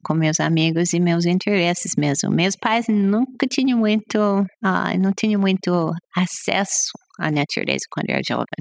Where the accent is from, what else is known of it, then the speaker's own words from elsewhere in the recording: New Jersey, United States; Portuguese is a second language; moved away as an adult; Eu fui nascido no Nova Jersey, perto de Nova York, no outro estado.